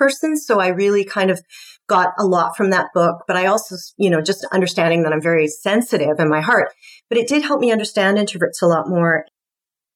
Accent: Scotland, United Kingdom; I'm Scottish

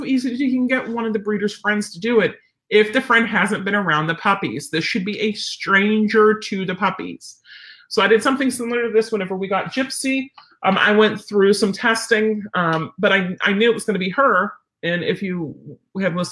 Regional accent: Pennsylvania, United States; I'm from Pennsylvania

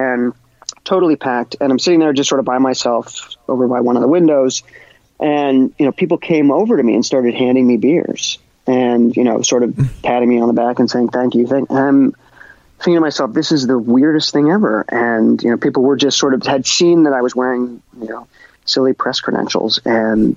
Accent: New York, United States; I was born and raised in New York

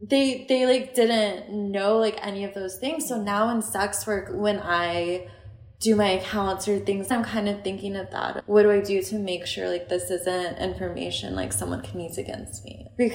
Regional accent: United States; Like, we're biased. We're American.

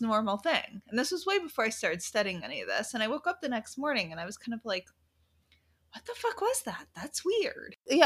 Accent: New York, United States; I'm from New York

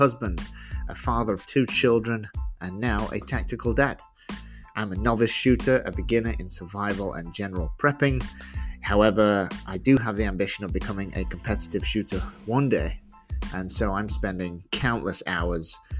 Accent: England, United Kingdom; now in Georgia, United States; It's not where I'm from. I'm from England.

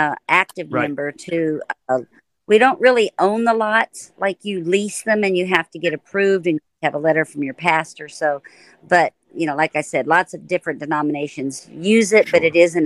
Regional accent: Florida, United States; two little podunk kids that grew up in Florida.

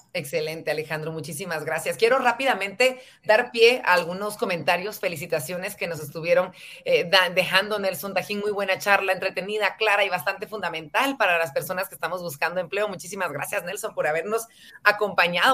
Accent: Guatemala; ser mejores guatemaltecos

